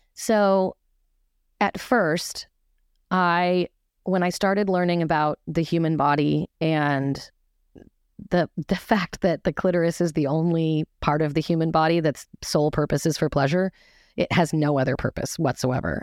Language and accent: English; Seattle, Washington, United States; I was raised in Seattle in an extremely conservative, fundamentalist, religious